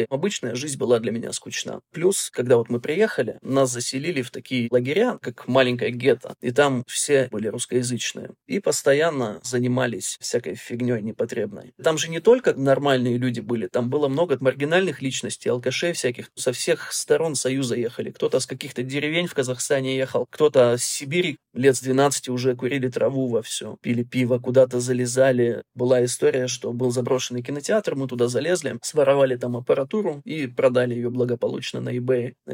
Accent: Germany; also born or lived in Urals, Russia; Я родился в России, на Урале

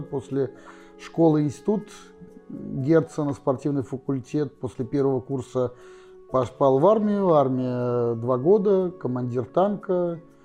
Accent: Saint Petersburg, Russia; родился в Питере, я коренной петербуржец

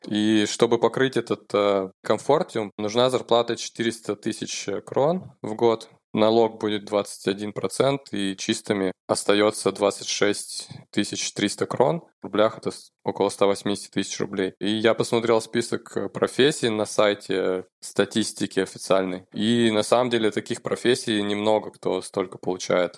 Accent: Novosibirsk, Novosibirsk Oblast, Russia; moved away as an adult; now in Oslo, Norway; я программист из Новосибирска. Я уже 10 лет живу в Осло, в Норвегии

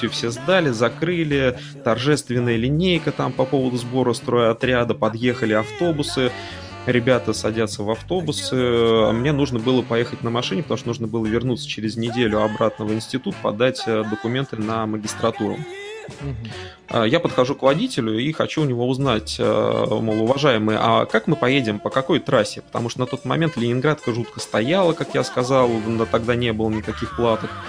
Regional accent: Konakovo, Tver Oblast, Russia; А, я на тот момент не задумывался, что от а, удомля до моего родного города Конакова, что на Волге, в два раза дольше, чем от Москвы до него же.

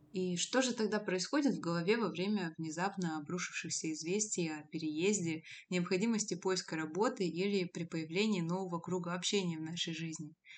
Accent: Abakan, Khakassia, Russia; moved away as an adult; also born or lived in Novosibirsk; из Новосибирска в родной город Абакан

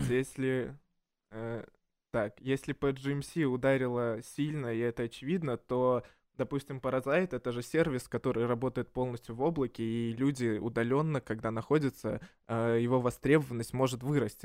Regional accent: Minsk, Belarus; now in Russia; я из Минска

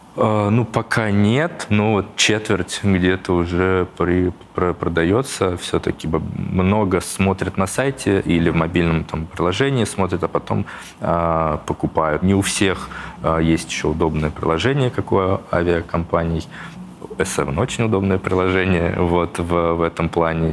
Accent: Tver Oblast, Russia; moved away; я вот из Тверского региона, и если где-то приезжаю к э, родителям

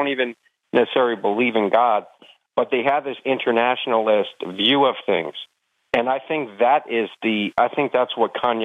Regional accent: New Jersey, United States; I grew up in New Jersey

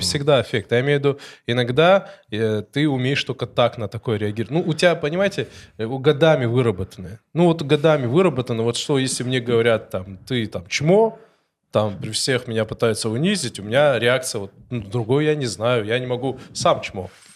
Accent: North Caucasus, Russia; Russian is a second language; now in Moscow, Russia; я с Кавказа, вы с Кавказа, сколько лет живу

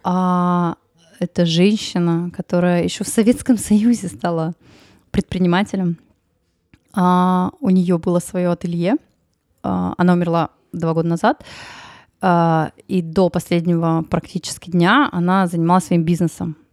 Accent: Tyumen, Tyumen Oblast, Russia; я из Тюмени

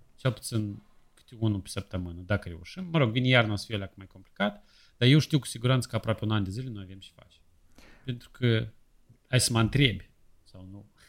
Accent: Moldova; moved away

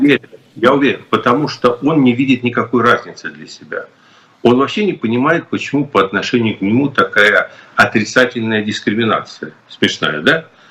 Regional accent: Ukraine; moved away; я вырос в Украине

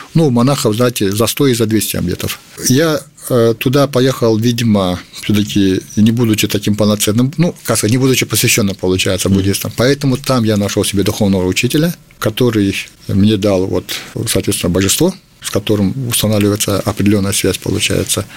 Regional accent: Kalmykia, Russia; я являюсь представителем Калмыкии, что я родом из Калмыкии

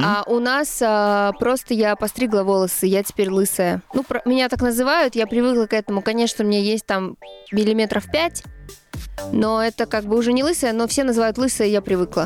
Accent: Ivangorod, Leningrad Oblast, Russia; born or raised there; moved away; also born or lived in Saint Petersburg

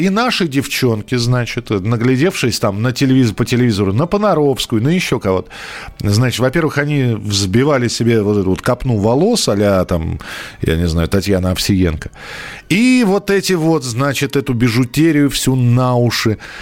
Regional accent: Moscow, Russia; я рос в Бескутниково

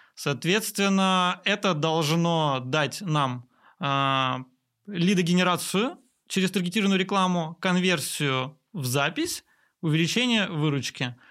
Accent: Perm, Perm Krai, Russia; три автосервиса в моем родном городе Перми

